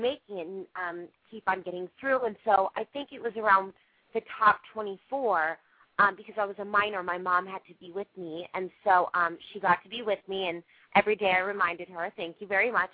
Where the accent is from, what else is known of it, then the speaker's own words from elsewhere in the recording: Las Vegas, Nevada, United States; I'm from Vegas originally, and so um, I grew up, you know, not on the strip